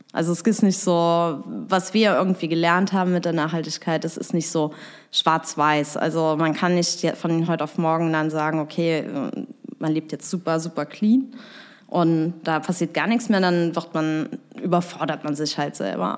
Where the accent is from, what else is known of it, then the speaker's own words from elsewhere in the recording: Bitburg, Rhineland-Palatinate, Germany; also born or lived in Trier; now in Koblenz, Germany; ursprünglich bin ich eigentlich aus Bitburg in der Eifel